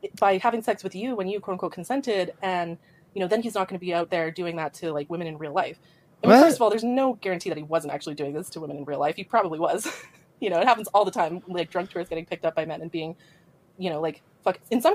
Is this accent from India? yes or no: no; Canada; I'm not American, I'm Canadian